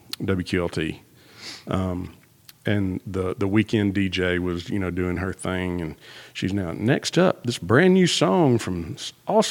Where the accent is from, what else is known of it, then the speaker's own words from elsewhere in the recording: Russellville, Alabama, United States; I'm from Russellville, Alabama. We speak the way we speak, okay?